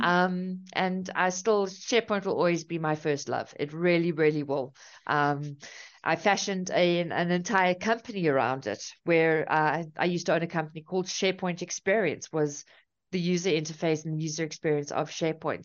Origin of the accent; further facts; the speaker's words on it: South Africa; also born or lived in Cape Town; So I'm from South Africa. I'm currently in Cape Town.